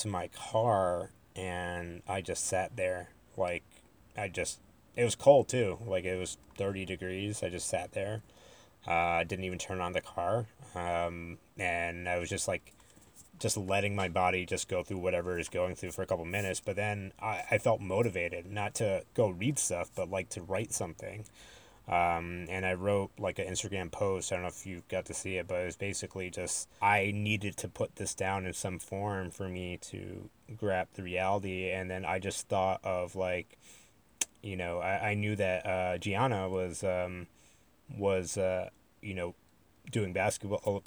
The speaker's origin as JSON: {"language": "English", "region": "Connecticut", "country": "United States", "tie": "born or raised there", "said": "I was born and raised in Connecticut"}